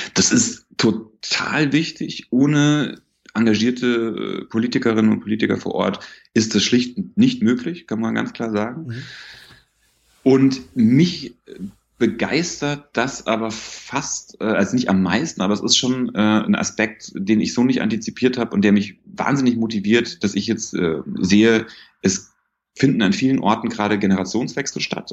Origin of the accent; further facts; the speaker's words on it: Bavaria, Germany; moved away; in Bayern, wo ich herkomme